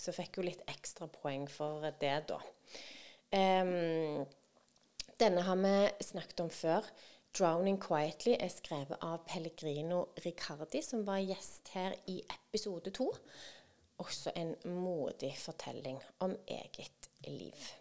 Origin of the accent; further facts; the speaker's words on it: Norway; oss som nordmenn